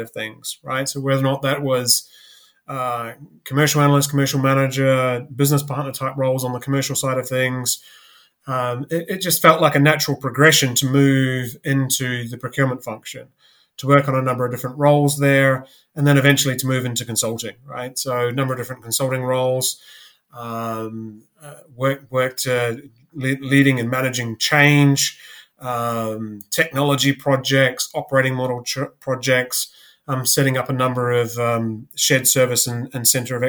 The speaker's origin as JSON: {"language": "English", "country": "New Zealand", "tie": "born or raised there", "also_born_or_lived": "Canada", "moved": "as an adult", "lives_now": "London, United Kingdom", "said": "I'm originally from New Zealand. went to university there. You know, grew up there"}